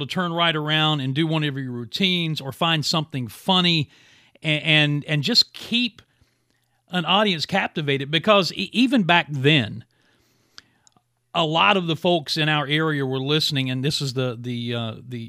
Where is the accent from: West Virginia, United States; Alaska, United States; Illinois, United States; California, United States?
West Virginia, United States; Williamson; moved away; from my hometown of Williamson, West Virginia. When I was in high school